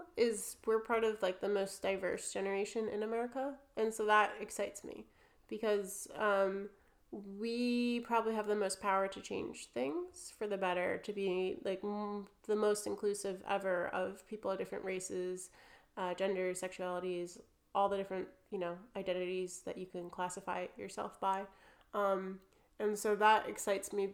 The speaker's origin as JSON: {"language": "English", "region": "New Jersey", "country": "United States", "accent": "New Jersey", "moved": "as an adult", "lives_now": "United Kingdom", "said": "With my New Jersey accent"}